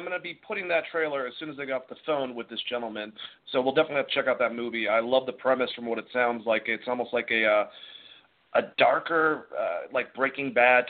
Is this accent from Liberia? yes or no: no; United States; us Americans are obsessed with it.